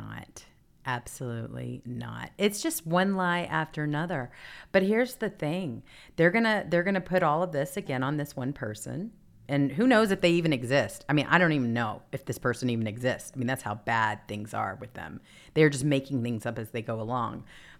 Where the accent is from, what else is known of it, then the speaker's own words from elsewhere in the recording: the South, United States; I'm originally from the South, so we have a really good idea about what Southern accents, both my parents especially, and what they sound like.